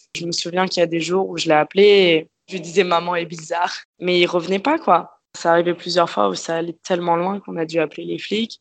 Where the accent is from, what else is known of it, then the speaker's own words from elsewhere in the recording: Paris, Île-de-France, France; moved away as an adult; now in Australia; Je suis née à Paris. J'ai vécu à Paris dans le 11e arrondissement, à côté de Bastille avec euh, mes parents